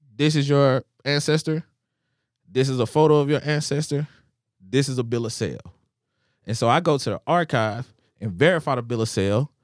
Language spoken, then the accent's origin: English; Nashville, Tennessee, United States; I am from Nashville. My family has always been here